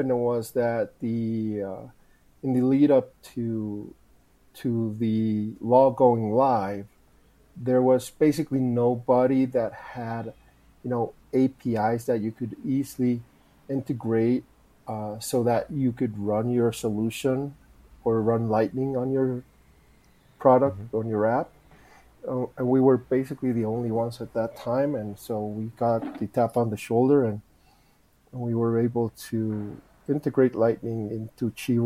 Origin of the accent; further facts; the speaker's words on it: Guatemala; moved away; also born or lived in Rotterdam; I'm from Guatemala